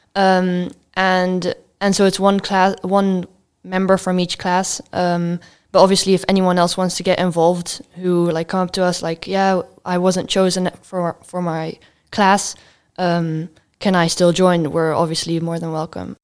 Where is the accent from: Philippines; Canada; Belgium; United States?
Belgium; now in Netherlands; I come from Belgium